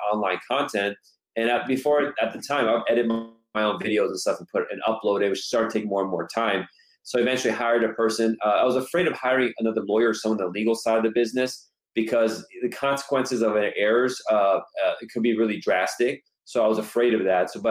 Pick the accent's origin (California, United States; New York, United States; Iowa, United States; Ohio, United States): California, United States; Los Angeles; my family's originally from Iran. I was born here myself, born and raised in Los Angeles for the most part.